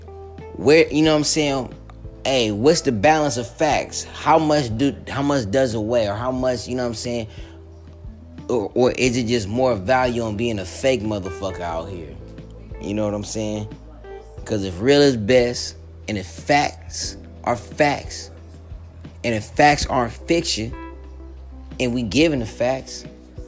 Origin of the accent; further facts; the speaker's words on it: Long Beach, California, United States; I'm from Long Beach